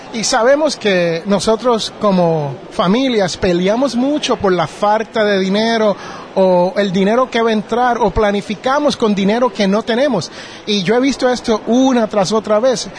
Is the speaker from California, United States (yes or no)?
no; Jersey City, New Jersey, United States; moved away; yo originalmente soy de Jersey City, New Jersey